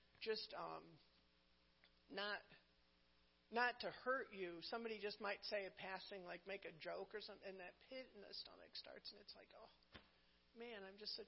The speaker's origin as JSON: {"language": "English", "region": "New England", "country": "United States", "said": "I'm from New England"}